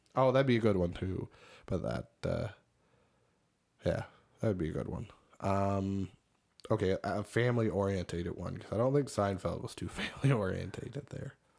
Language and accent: English; Cape Breton, Nova Scotia, Canada; moved away; they asked where I was originally from. And I said, Cape Breton